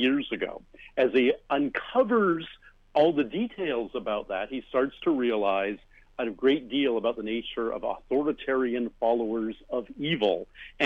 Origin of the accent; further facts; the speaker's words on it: Canada; I am a Canadian science fiction writer and a member of the Order of Canada